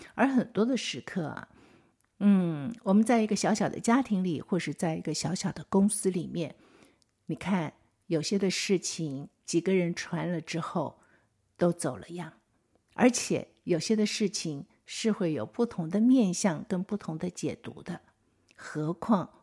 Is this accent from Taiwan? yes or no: yes; Taiwan; 我们台湾本地人